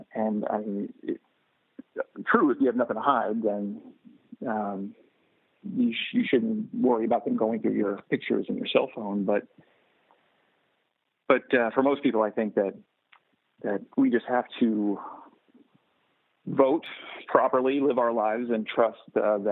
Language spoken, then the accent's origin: English; Texas, United States; I'm from Texas